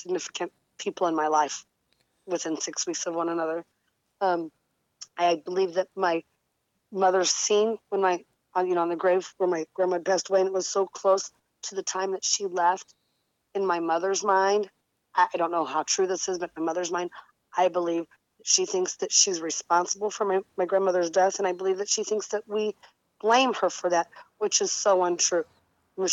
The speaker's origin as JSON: {"language": "English", "area": "about 10 minutes from Granite City", "region": "Illinois", "country": "United States", "tie": "born or raised there", "said": "Granite City, Illinois, which is about 10 minutes from my hometown"}